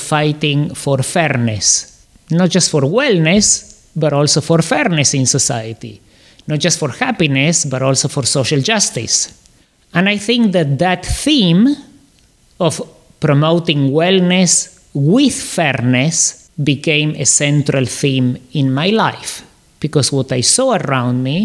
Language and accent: English; Córdoba, Argentina; also born or lived in Canada; now in Miami, United States; So I grew up in Argentina. I was born in Córdoba, Argentina